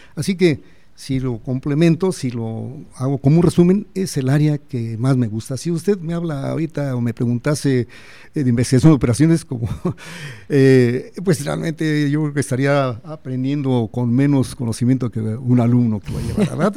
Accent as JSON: {"language": "Spanish", "town": "Celaya", "region": "Guanajuato", "country": "Mexico", "tie": "born or raised there", "also_born_or_lived": "Mexico City", "moved": "as an adult", "said": "soy eh, nacido aquí en Celaya, mi familia es aquí de Celaya"}